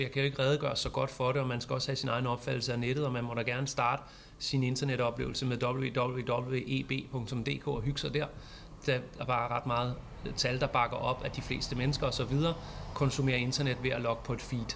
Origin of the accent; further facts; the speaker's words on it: Vallensbæk, Capital Region of Denmark, Denmark; also born or lived in Amager, Copenhagen; now in Copenhagen, Denmark; Jeg, jeg er fra Valdensbæk for at pege på kommunen, jeg er fra.